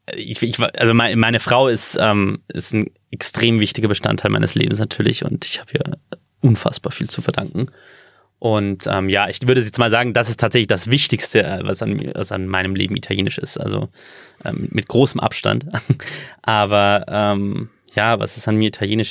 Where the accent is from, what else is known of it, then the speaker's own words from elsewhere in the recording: Bavaria, Germany; wenn man in, in Bayern aufgewachsen ist wie ich